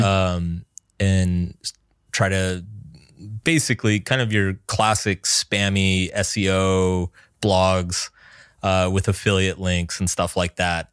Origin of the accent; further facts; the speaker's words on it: American South, United States; I grew up in the American South